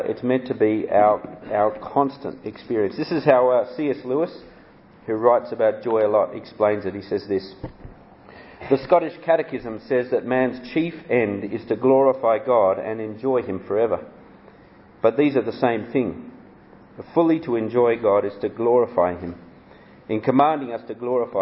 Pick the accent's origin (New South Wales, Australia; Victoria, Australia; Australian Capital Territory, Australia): Australian Capital Territory, Australia; Canberra; also born or lived in Sydney, Australia; I was born in Canberra, Australia, the world's most boring capital city. But I learnt the gospel from on the north shore of Sydney